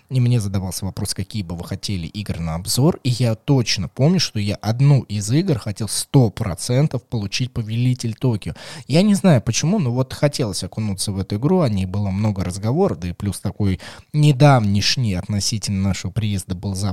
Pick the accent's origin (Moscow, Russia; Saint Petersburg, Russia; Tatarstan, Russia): Moscow, Russia; мне, как москвич, мне, как москвичу.